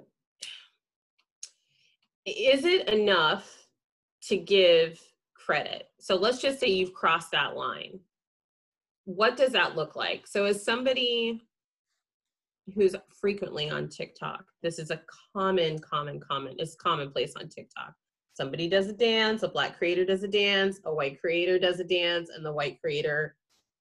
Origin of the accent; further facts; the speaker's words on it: Central California, United States; growing up in Central California